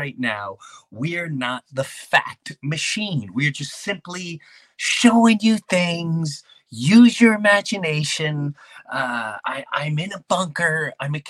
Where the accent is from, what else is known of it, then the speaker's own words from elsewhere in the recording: Long Island, New York, United States; the people I grew up with in Long Island, Jefferson Avenue